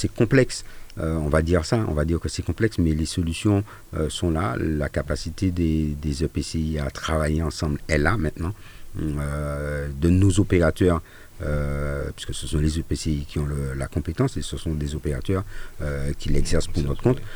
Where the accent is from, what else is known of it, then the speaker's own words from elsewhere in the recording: Fort-de-France, Martinique; chez nous à Fort-de-France et je pense en Martinique